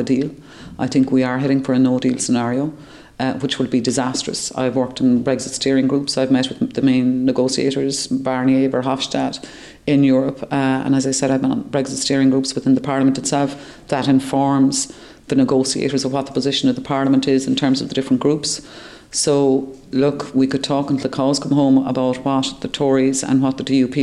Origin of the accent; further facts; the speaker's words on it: Ireland; as an Irish MEP